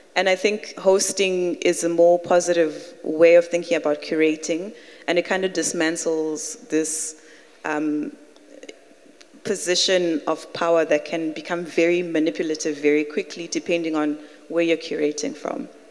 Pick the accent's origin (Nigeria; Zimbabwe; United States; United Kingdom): Zimbabwe; now in Cape Town, South Africa; I'm from Zimbabwe